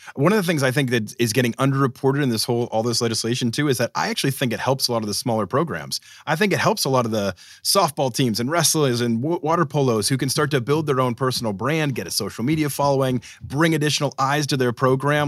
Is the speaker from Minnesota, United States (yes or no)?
no; Boston, Massachusetts, United States; growing up in Boston